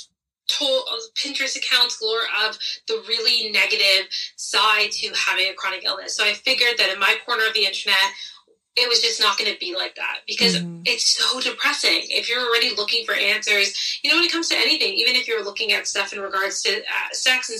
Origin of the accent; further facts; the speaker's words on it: Ontario, Canada; also born or lived in British Columbia coast / England; now in Sooke, Canada; I grew up in Ontario, so I'm used to a little bit of rain